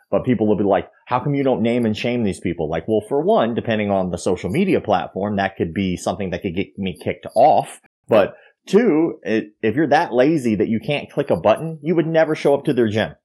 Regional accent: Florida, United States

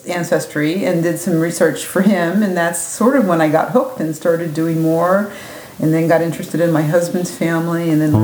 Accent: West Virginia, United States; moved away as an adult; also born or lived in Ohio / Boston area, Massachusetts; now in Swampscott, United States; I was born in Ohio, but grew up in West Virginia

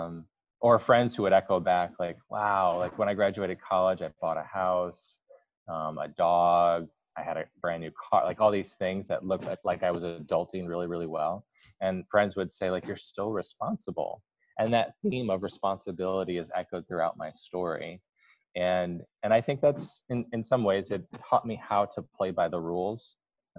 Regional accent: Kalamazoo, Michigan, United States; I grew up in West Michigan, Kalamazoo

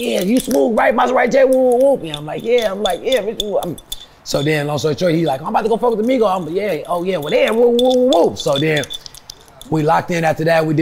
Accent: California, United States; I'm originally from California

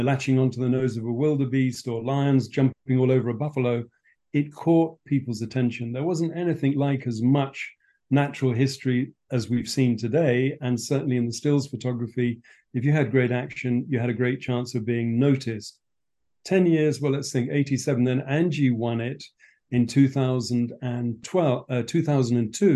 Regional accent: Berkshire, South East England, United Kingdom; moved away as an adult; now in Kenya; I was born and brought up in England on a farm in Berkshire.

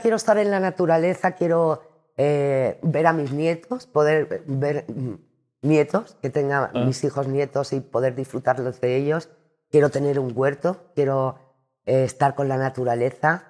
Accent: Andalusia, Spain; also born or lived in Cádiz / Madrid; me encanta mi tierra de Andalucía

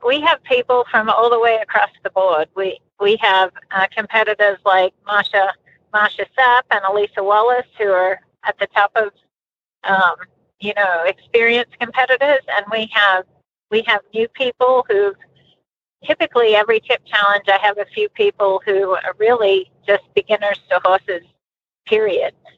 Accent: Australia; moved away as an adult; also born or lived in Colorado; now in United States; growing up in Australia. And we did everything in the world with horses.

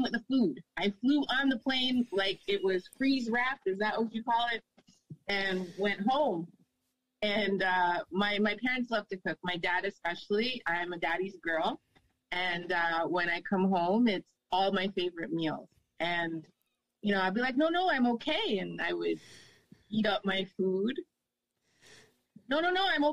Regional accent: Nova Scotia, Canada; I grew up in Nova Scotia

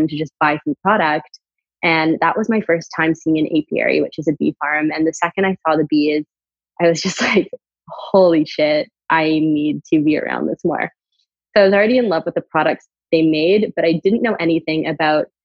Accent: Canada; And I'm from Canada. I went to college in Canada

